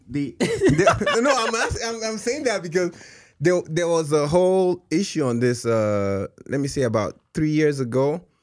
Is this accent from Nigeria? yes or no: yes; Port Harcourt, Rivers State, Nigeria; also born or lived in Warri, Delta; now in United States; I grew up in Port Harcourt